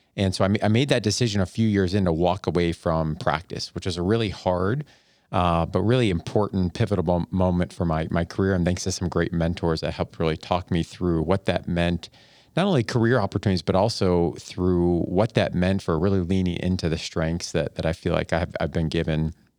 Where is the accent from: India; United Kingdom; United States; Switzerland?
United States; Buffalo, New York; moved away as an adult; also born or lived in Ada, Ohio / Columbus, Ohio / Northeast Ohio; I grew up in Buffalo, New York